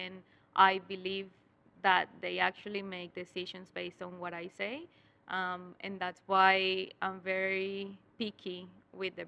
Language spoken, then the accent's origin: English; Colombia; English is a second language; moved away as an adult; now in Australia; I was studying my university back in Colombia. I was in seventh semester, and then in eighth semester, I had to make a project, and the project was in English. But I couldn't speak any English back then